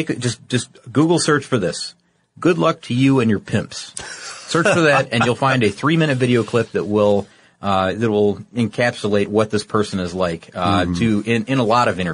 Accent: Midwest, United States; I'm from the Midwest, so I say it sometimes both ways.

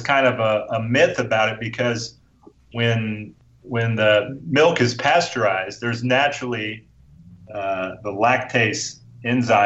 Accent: Austin, Texas, United States; I grew up. I'm a Texan guy. I grew up here. I grew up eating nothing but barbecue

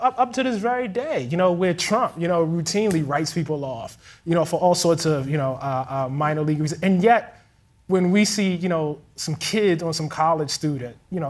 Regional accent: Baltimore, Maryland, United States; I'm from Baltimore, Maryland

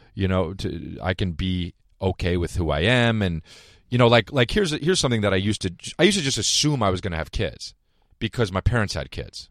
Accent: New Jersey, United States; I'm from New Jersey

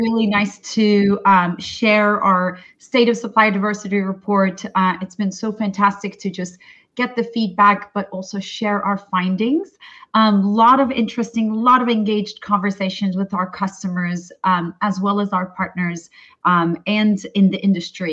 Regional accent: Turkey; moved away; I'm originally from Turkey

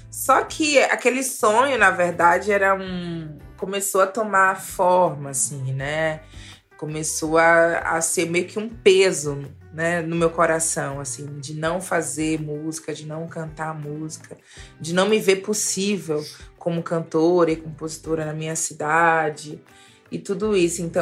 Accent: Salvador, Bahia, Brazil; eu sou de Salvador, que é uma cidade extremamente musical.

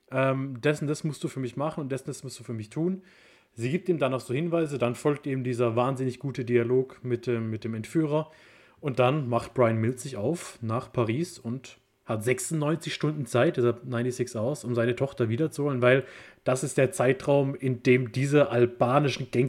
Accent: Germany; ich bin Deutscher.

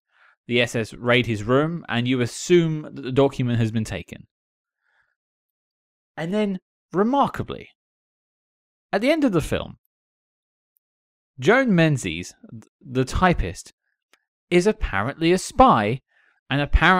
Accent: Nottingham, East Midlands, United Kingdom; It's like, I'm British, born and bred. I come from Nottingham.

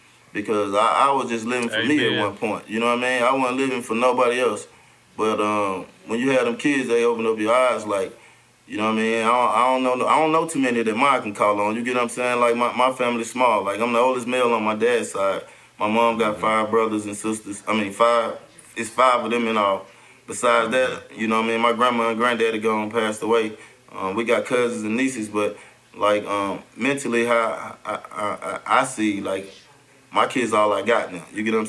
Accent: Atlanta, Georgia, United States; Everybody, I grew up in Bankhead Projects, where … them from.

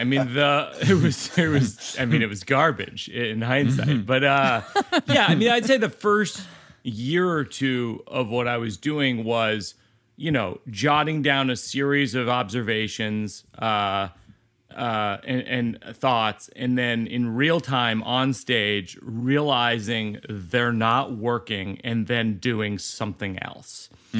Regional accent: Shrewsbury, Massachusetts, United States; We grew up in Shrewsbury, Mass, which is outside of Worcester, which is Worcester to all the people who are from

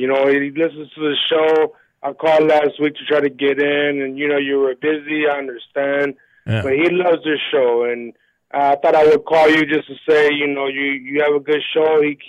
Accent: New York City, New York, United States; I'm from Brooklyn.

